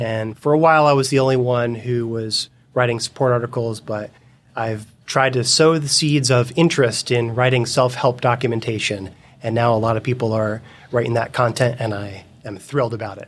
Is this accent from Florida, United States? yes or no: yes; Fort Lauderdale, Florida, United States; moved away as an adult; also born or lived in Boston; now in Seattle, United States; I was born and raised in South Florida